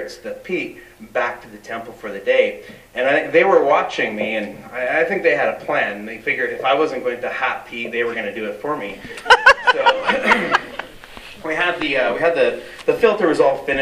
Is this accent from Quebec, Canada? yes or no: no; British Columbia, Canada; as Canadians, as British Columbians, as First Nations